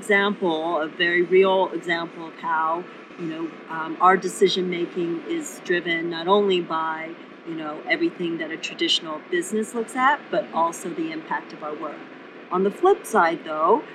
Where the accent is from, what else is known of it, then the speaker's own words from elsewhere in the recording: South Korea; moved away; also born or lived in Cambridge; originally I was born in South Korea during a time when it was not the economic powerhouse